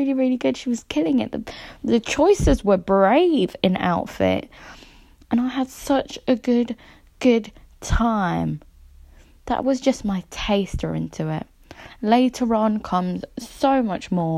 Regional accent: London, United Kingdom; I am from London.

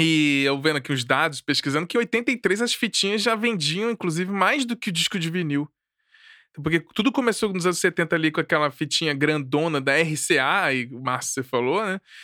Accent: Brasília, Federal District, Brazil; also born or lived in Rio de Janeiro; eu nasci no Rio, mas fui pra Brasília, assim, cresci, fui criado por lá

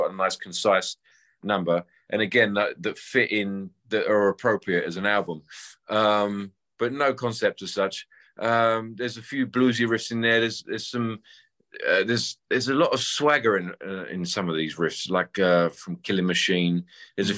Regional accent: England and London, United Kingdom; I grew up playing covers around England and London

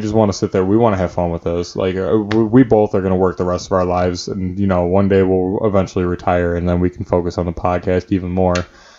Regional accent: Chicago, Illinois, United States; I'm from Chicago.

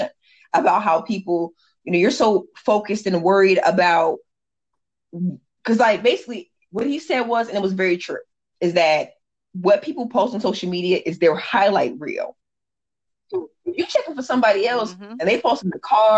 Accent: Indiana, United States; now in San Diego, United States; And I'm originally from Indiana, so the Hoosier in me

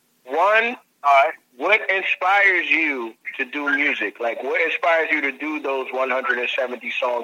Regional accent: New York, United States; I'm from New York, too, man.

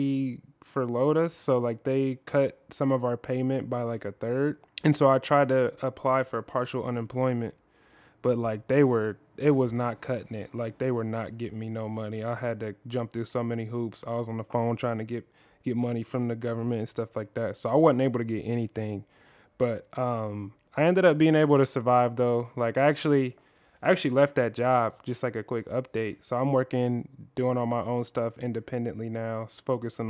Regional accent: Central Ohio, United States; We grew up together skateboarding in Central Ohio

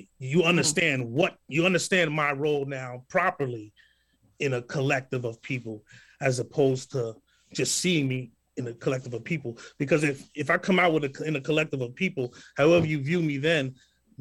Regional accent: New York City, New York, United States; we're from the same hometown

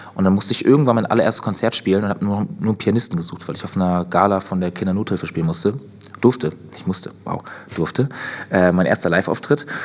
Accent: Northern Germany, Germany; moved away as an adult; ich ziehe jetzt ja wieder in Norden in meine Heimat

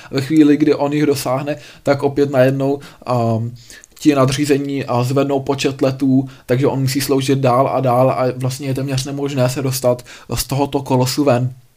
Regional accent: Czechia; u nás v Čechách

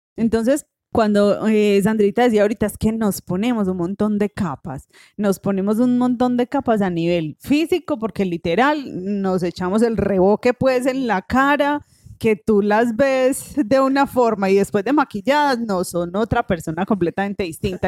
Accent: Colombia; en nuestra sociedad colombiana

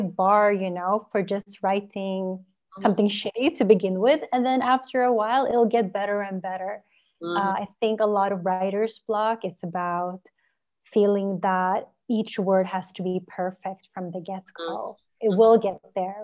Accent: Norway; I grew up in Norway.

